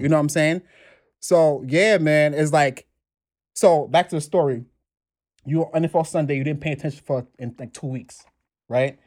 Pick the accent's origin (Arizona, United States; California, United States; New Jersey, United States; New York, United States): New York, United States; New York City; also born or lived in Brooklyn, New York; from the Bronx, New York. I've been in the Bronx all my life. Now in Brooklyn